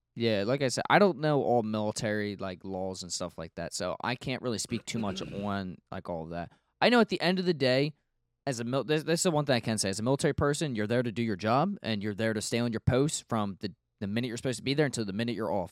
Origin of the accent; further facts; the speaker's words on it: United States; I'm an, I'm an American.